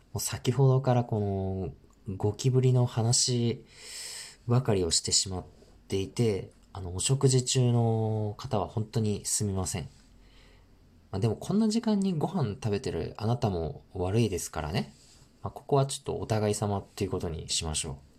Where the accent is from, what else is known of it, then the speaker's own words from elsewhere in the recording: northern Japan, Japan; 僕、生まれも育ちも北国なので